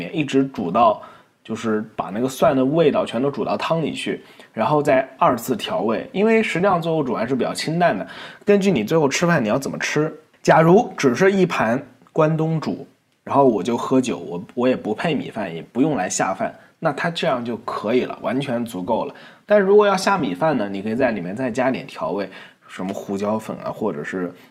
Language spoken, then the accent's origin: Chinese; Nantong, Jiangsu, China; 然后呢，很多朋友会问我是哪里人，实际上我是江苏南通人。那我口音已经完全没有南方的感觉了